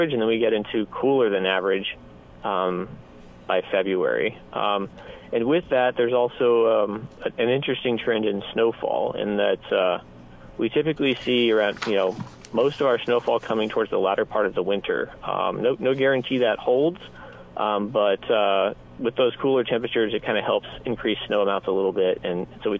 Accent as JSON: {"language": "English", "region": "Kansas", "country": "United States", "moved": "yes", "lives_now": "Nebraska, United States", "said": "I'm originally from Kansas, so being from down there"}